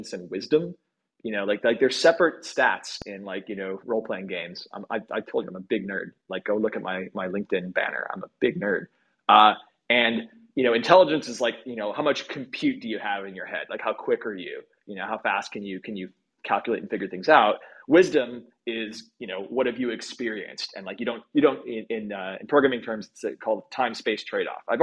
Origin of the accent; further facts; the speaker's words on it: Midwest, United States; now in Bay Area, United States; I come from the Midwest